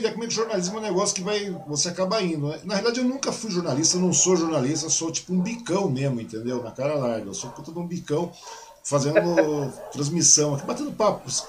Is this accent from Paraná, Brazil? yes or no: no; Mogi das Cruzes, São Paulo, Brazil; eu sou de Mogi, eu conheço como é que era lá. Eu morava na avenida principal também, na, na Voluntário Fernando Pinheiro Franco